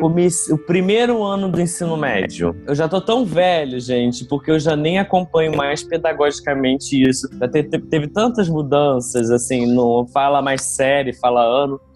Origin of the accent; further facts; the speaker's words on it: Kakegawa, Shizuoka, Japan; first language Portuguese; moved away as an adult; now in Brazil; o finalzinho da infância e a minha adolescência praticamente toda no Japão